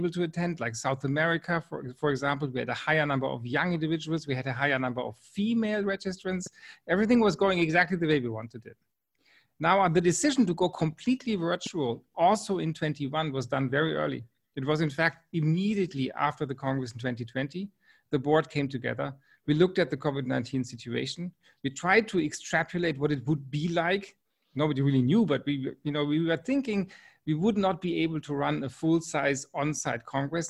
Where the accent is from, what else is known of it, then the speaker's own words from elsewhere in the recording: Freiburg, Baden-Württemberg, Germany; also born or lived in Wiesbaden, Germany / New Hampshire, United States; I grew up in the Black Forest region in the city called Freiburg.